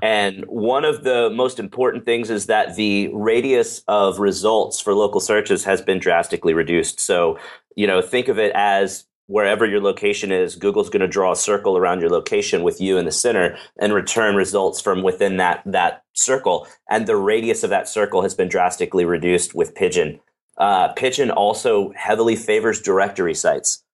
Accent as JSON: {"language": "English", "town": "Dallas", "region": "Texas", "country": "United States", "said": "I am from Dallas, Texas"}